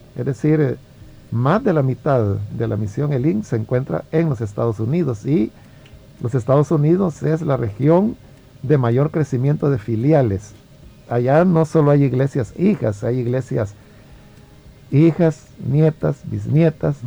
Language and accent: Spanish; El Salvador; yo amo servir al Señor en mi país